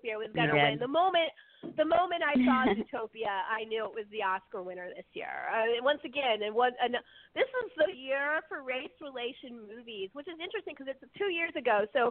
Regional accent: Bay Area, California, United States; growing up in the Bay Area, in L.A. in particular

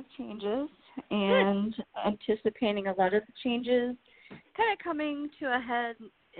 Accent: Iowa, United States

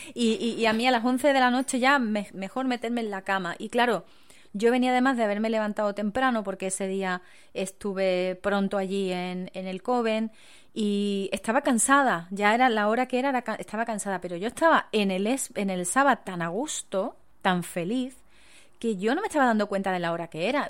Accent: Spain; en mi país

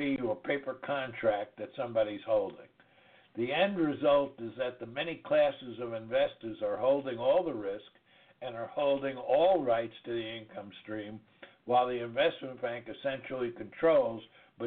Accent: New York, United States; accent: New York; now in DeVal County, Florida, United States; my New York accent

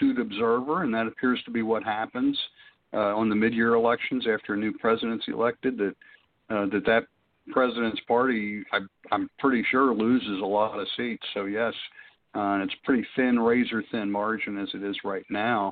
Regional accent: Pennsylvania, United States; I'm from Pennsylvania

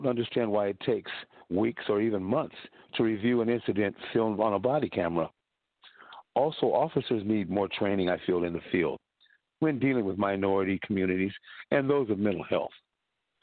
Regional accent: Modesto, California, United States; also born or lived in Japan; I was raised here in Modesto since the third grade

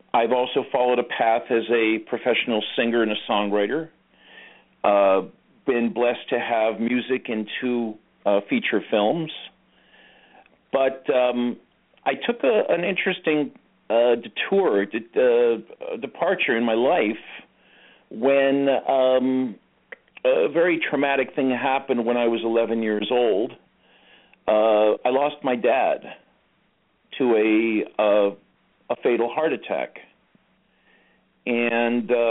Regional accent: Los Angeles, California, United States; I was born and raised in Los Angeles. Actually, I was born in Hollywood

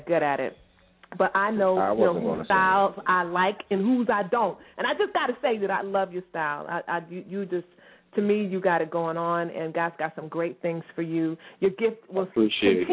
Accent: Herndon, Virginia, United States; I'm not from West Virginia. I am from Herndon, Virginia, and I don't even want to rep Herndon

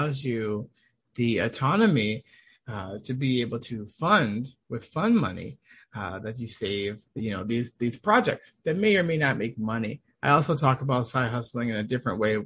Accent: Washington, United States; moved away as an adult; also born or lived in Boston, Massachusetts / Malibu, California; now in California, United States; I'm originally from Washington, D.C., Maryland area

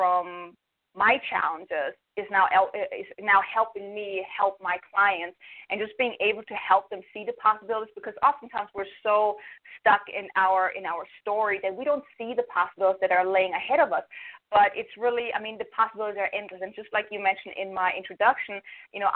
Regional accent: Germany; moved away as an adult; now in United States; I'm from Germany. I came to the States almost 12 years ago

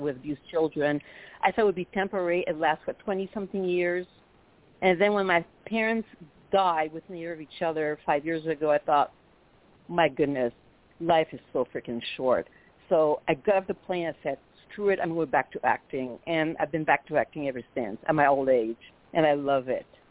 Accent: Quebec City, Quebec, Canada; accent: French Canadian; first language French; English is a second language; moved away as an adult; now in United States; I'm from, as you can tell, I'm French native from Quebec City

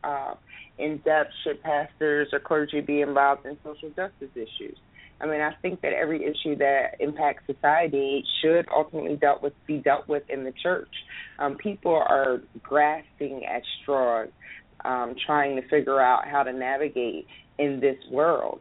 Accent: Philadelphia, Pennsylvania, United States; I'm from Philadelphia, Pennsylvania

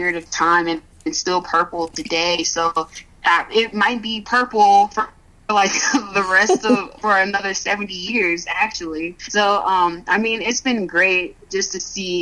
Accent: Baton Rouge, Louisiana, United States; moved away; I'm from Baton Rouge, Louisiana, from down south

